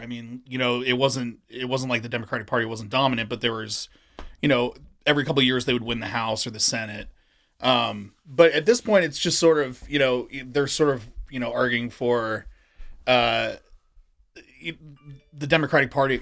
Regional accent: Wilmington, Delaware, United States; I'm from, uh, Wilmington. I grew up in, uh, in, in North Wilmington

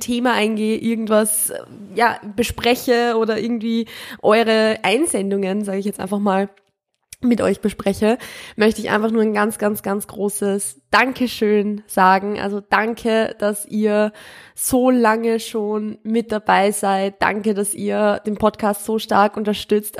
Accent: Austria; ich komme ja ursprünglich, ich bin ja aus Österreich und ich komme ursprünglich vom Land

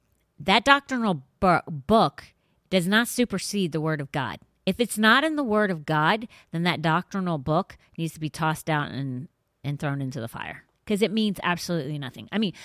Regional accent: Ireland; No. And I'm Irish.

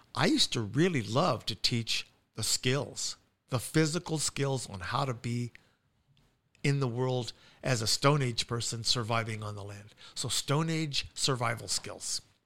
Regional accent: United States; I'm an American

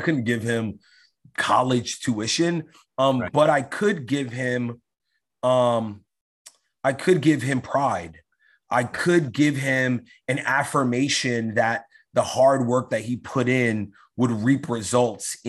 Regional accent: New York City, New York, United States; I grew up in New York, in East New York, which was a very undeveloped part of New York. It's in Brooklyn.

